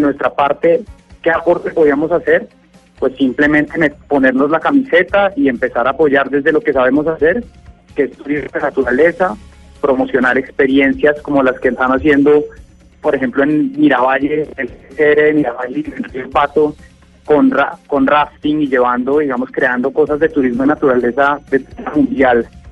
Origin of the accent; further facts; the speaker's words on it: Colombia; todos somos colombianos, todos habitamos este territorio